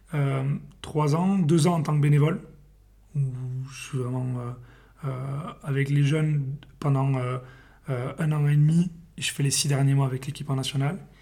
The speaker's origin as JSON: {"language": "French", "town": "Perpignan", "region": "Occitania", "country": "France", "moved": "yes", "said": "je suis originaire de Perpignan"}